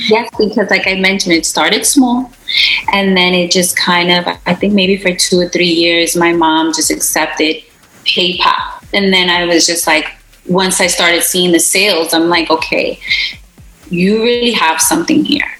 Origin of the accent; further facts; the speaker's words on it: New York City, New York, United States; I'm Puerto Rican of Puerto Rican descent, and I was born and raised in Brooklyn